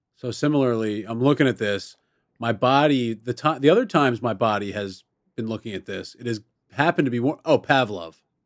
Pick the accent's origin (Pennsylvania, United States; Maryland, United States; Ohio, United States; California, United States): Maryland, United States; Baltimore; I grew up in Baltimore City